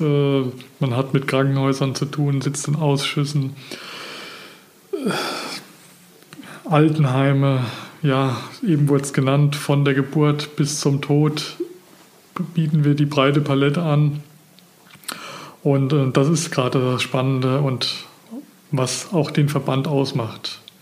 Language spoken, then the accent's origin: German; Geisa, Rasdorf, Rhön, Germany; moved away as an adult; also born or lived in Villingen-Schwenningen, Baden-Württemberg; Geboren und aufgewachsen bin ich in der Rhön, Geiser, äh, Rasdorf